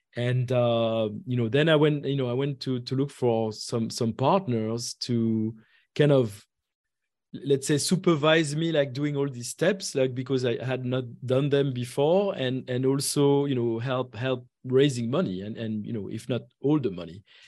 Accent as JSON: {"language": "English", "country": "France", "tie": "born or raised there", "moved": "as an adult", "lives_now": "Atlanta, United States", "said": "I was, uh, uh, born and raised in France"}